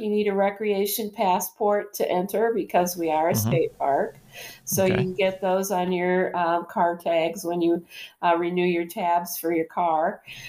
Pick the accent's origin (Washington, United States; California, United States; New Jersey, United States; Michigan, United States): Michigan, United States; Lenawee County; now in Lansing, United States; I grew up in Lenawee County. I grew up probably 40 minutes north of or south of where Walker Tavern is, actually.